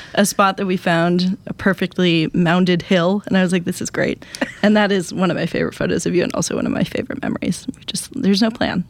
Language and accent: English; Wisconsin, United States; I'm from Wisconsin.